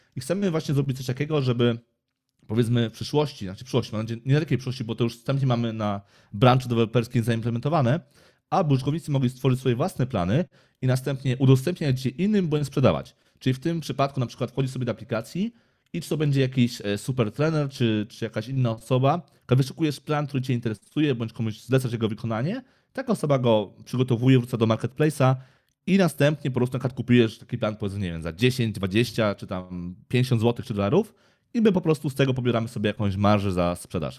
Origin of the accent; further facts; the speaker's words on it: Kraków, Lesser Poland, Poland; jestem tu z Krakowa